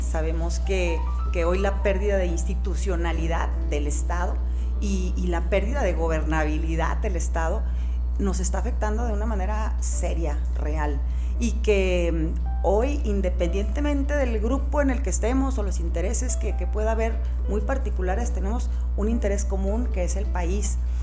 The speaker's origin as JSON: {"language": "Spanish", "region": "Jalisco", "country": "Mexico", "said": "lo que nos ha ido mal como mexicanos, como jaliscienses"}